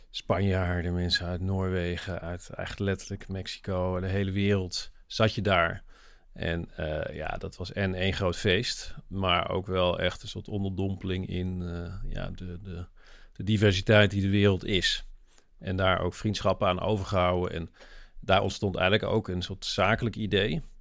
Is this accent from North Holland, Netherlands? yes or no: no; Limburg, Netherlands; accent: Limburgish dialect; Kijk, mijn achtergrond is, ik ben in het zuiden geboren. Ik ben Limburger, van, dat hoor je nu niet meer, maar thuis praten we gewoon dialect.